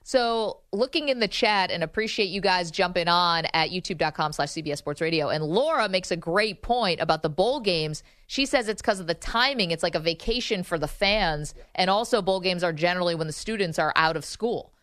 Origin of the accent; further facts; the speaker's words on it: upstate New York, United States; moved away as an adult; also born or lived in Washington, D.C.; I'm from upstate New York